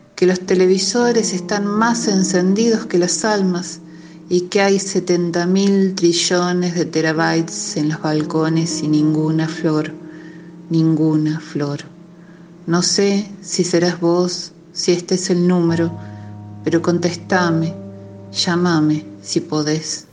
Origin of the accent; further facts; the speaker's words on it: Córdoba, Argentina; accent: música cordobesa; soy cordobesa, nací en 1978